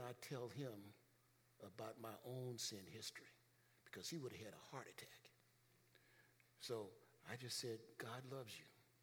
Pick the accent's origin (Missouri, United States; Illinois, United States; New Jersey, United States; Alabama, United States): Illinois, United States; Chicago; When I was a kid growing up in Chicago